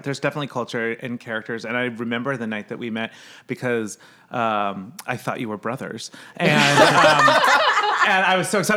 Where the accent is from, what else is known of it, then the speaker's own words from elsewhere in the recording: Midwest, United States; moved away; also born or lived in New York; I grew up in the Midwest, so there was no water or anything